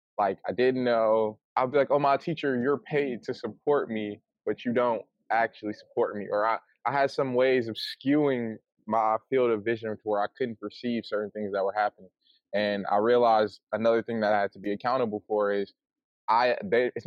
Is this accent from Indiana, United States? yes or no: no; Flint, Michigan, United States; I'm from Flint, Michigan